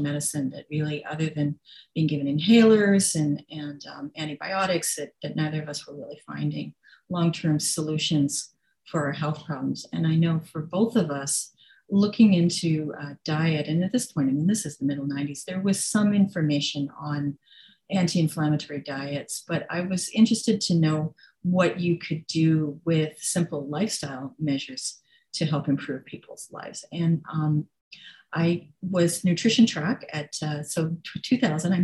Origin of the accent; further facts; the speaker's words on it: British Columbia, Canada; I grew up in British Columbia